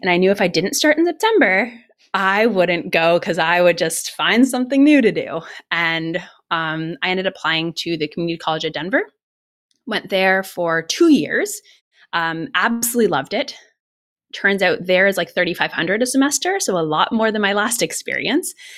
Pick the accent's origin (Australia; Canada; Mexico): Canada; Ottawa, Ontario; moved away as an adult; also born or lived in Los Angeles / Colorado; I'm from Canada originally. I'm from Ottawa, and I moved from Ottawa to, uh, Los Angeles when I was ni-, when I was nineteen years old